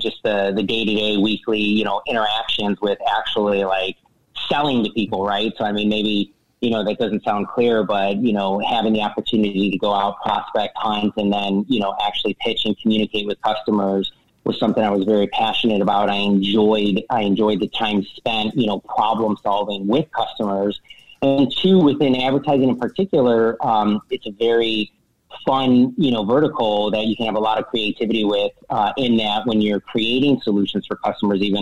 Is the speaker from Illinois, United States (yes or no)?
yes; Chicago, Illinois, United States; I'm originally from Chicago, from the Midwest